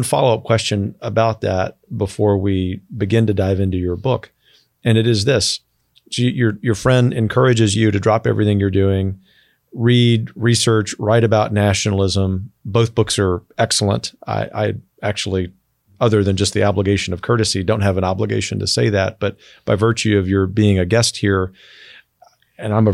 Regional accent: the South, United States; I'm a Southerner

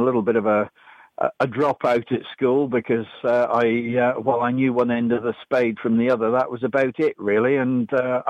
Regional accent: Kinross, Scotland, United Kingdom; now in Burcott, England; Born and brought up as a Scot

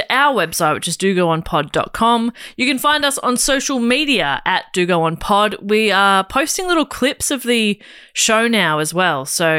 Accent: Scotland, United Kingdom; Being Irish, but, you know, raised in Scotland.

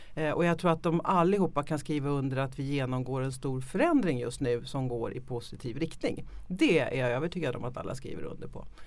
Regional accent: Sweden; vi ofta väldigt som svenskar också självkritiska

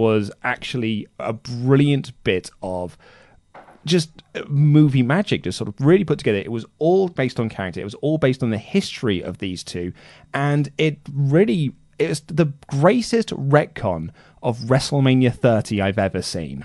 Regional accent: United Kingdom; I'm British

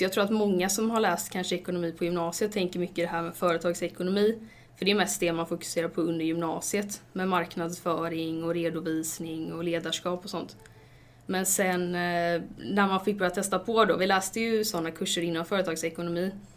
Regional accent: Stenungsund, Västra Götaland, Sweden; moved away as an adult; now in Gothenburg, Sweden; jag kommer från Stenungsund, inte jättelångt från Göteborg

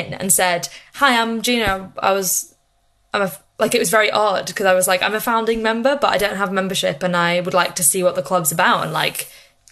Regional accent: Liverpool, North West England, United Kingdom; now in London, United Kingdom; I'm from Liverpool, I'm a working class family

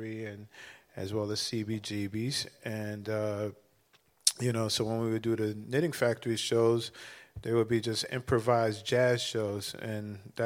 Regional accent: New York City, New York, United States; a Bronx kid

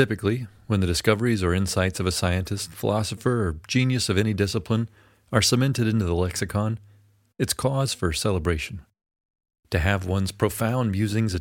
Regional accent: Mississippi, United States; also born or lived in Memphis, Tennessee; now in California, United States; I'm from Mississippi. I was born in Memphis, Tennessee. I don't live there anymore. I live in California

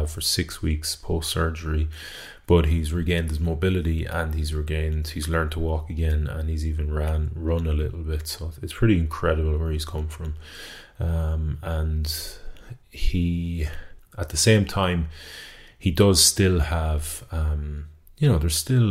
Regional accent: Galway, Connacht, Ireland; I'm from Renmore in Galway.

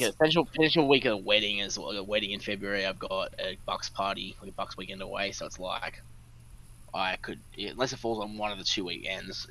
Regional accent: Australia; We're Australian

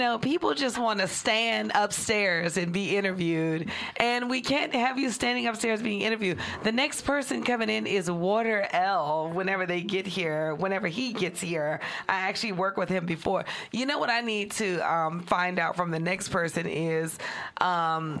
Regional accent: New York, United States; now in Los Angeles, United States; we're all from New York.

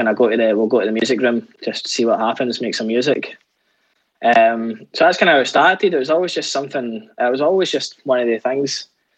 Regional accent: Scotland, United Kingdom; as a Scottish band

